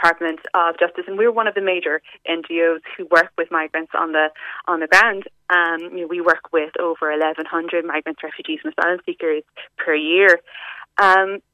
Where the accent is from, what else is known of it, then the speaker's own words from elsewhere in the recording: West Cork, Munster, Ireland; I'm from West Cork myself.